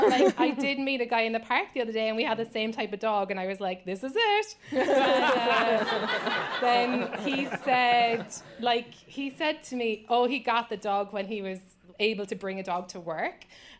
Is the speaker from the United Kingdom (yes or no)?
no; Ireland; also born or lived in Zimbabwe; now in United States; So I'm an immigrant. I moved here 4 years ago, and I grew up in Ireland and Zimbabwe.